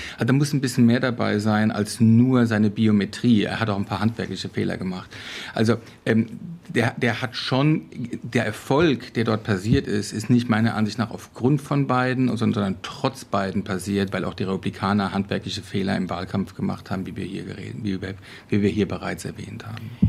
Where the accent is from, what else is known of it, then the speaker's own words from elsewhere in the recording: Hesse, Germany; bei uns in Hessen